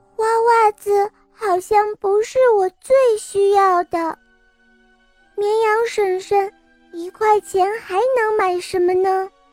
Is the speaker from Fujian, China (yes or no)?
no; Jiangxi, China; 我来自江西，我五岁了